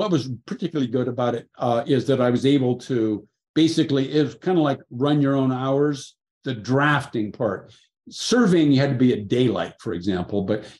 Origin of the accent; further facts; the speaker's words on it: Seattle, Washington, United States; I grew up in Seattle